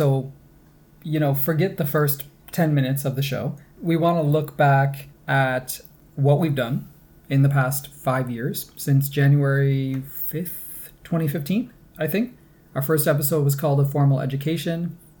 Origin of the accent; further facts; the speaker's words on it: New York, United States; accent: Great Lakes; now in Canada; One thing I noticed also is that my Great Lakes accent was a lot stronger back then, by which I mean those hard O's, like in dollar and socks.